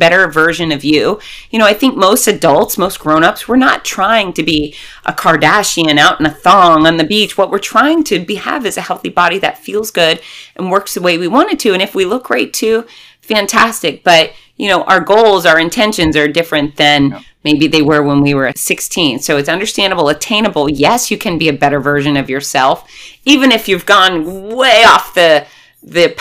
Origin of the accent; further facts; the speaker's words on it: Florida, United States; I'm from Florida